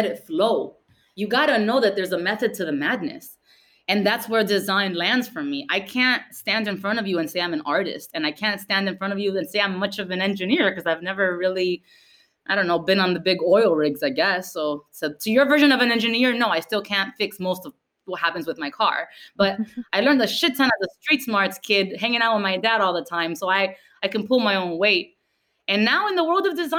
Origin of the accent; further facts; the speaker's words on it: Miami, Florida, United States; English is a second language; We don't have that in Miami.